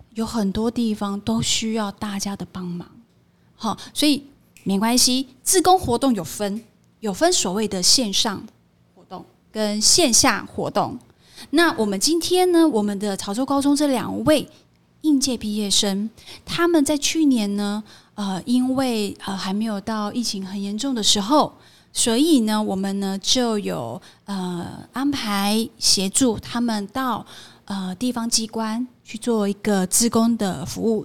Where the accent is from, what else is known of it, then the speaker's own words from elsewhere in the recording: Kaohsiung, Taiwan; 我目前是就读屏东大学应用化学系，然后我是高雄人